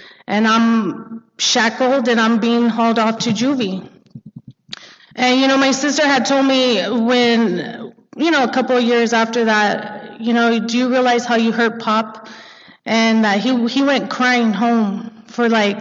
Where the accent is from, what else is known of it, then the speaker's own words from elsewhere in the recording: Montebello, California, United States; I grew up in Montebello